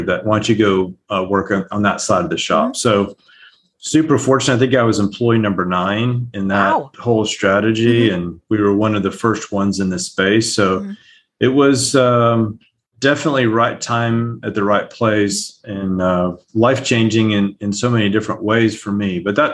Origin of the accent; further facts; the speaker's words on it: El Paso, Texas, United States; also born or lived in Calgary; now in Houston, United States; So I grew up in El Paso and Calgary, so it's not terrible, but you get right.